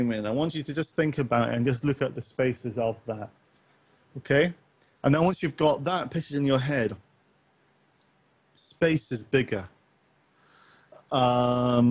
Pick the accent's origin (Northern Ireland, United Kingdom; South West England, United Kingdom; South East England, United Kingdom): Northern Ireland, United Kingdom; I grew up partly in Northern Ireland